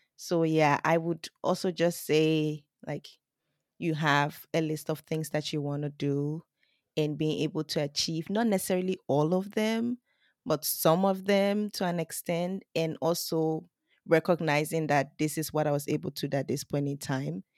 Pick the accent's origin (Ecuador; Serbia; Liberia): Liberia; now in Japan; I come from Liberia